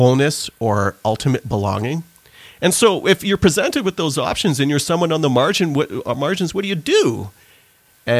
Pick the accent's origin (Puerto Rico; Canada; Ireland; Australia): Canada; also born or lived in Trinidad; I was born in Trinidad and then immigrated to Canada in the mid-80s.